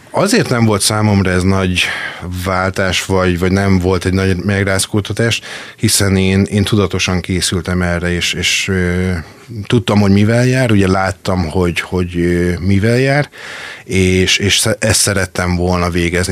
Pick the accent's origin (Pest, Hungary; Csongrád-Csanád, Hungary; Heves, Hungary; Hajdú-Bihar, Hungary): Csongrád-Csanád, Hungary; Makó; also born or lived in Szeged; Ez még Makon volt, én eredetileg makói származású vagyok